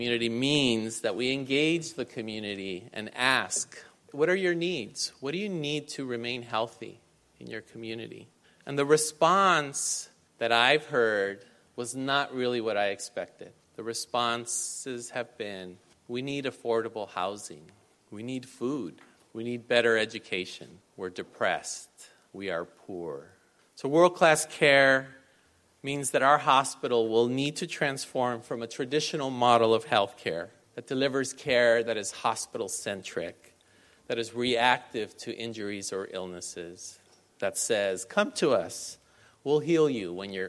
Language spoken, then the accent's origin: English; Los Angeles, California, United States; I grew up in Boyle Heights, where LA County USC Medical Center is